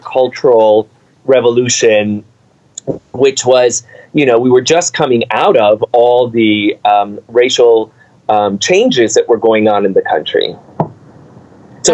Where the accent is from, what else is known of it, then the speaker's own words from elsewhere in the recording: New York City, New York, United States; also born or lived in Cuba; We grew up in the Bronx